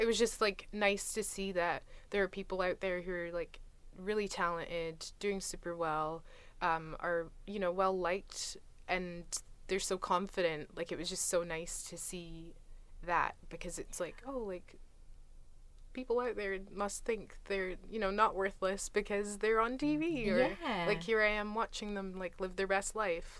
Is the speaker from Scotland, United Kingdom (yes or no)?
yes; Scotland, United Kingdom; people were like, oh, you're Scottish? Like, I'm Scottish.